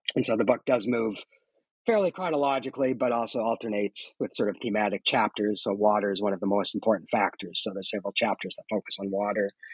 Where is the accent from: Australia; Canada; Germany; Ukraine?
Canada; moved away as an adult; now in Michigan, United States; I'm Canadian and did all my schooling in Canada, and now now I teach in the United States